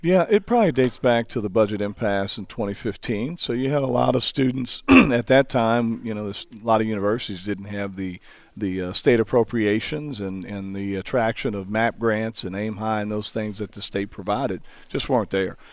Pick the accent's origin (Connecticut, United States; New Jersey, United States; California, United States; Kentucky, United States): New Jersey, United States; Hackensack; also born or lived in Texas; now in Carbondale, United States; I'm from Hackensack, New Jersey